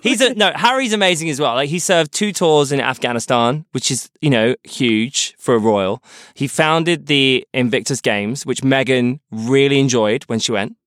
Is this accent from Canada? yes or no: no; United Kingdom; As a British person and as Queen Elizabeth is my monarch